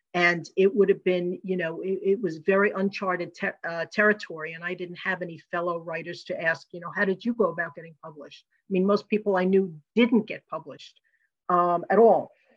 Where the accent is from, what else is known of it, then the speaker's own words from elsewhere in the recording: New York, United States; moved away; I'm from originally from New York